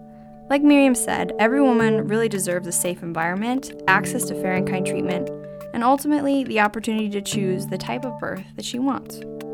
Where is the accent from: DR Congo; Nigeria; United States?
United States; North Dakota; I'm from North Dakota, and when my mom was pregnant with me, she and my dad lived in this teeny rural town, which was about an hour and a half away from the nearest hospital.